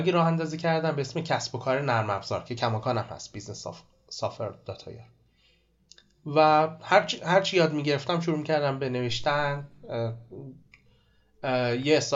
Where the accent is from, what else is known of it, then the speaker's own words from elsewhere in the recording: Abadan, Khuzestan, Iran; من آبادانی هستم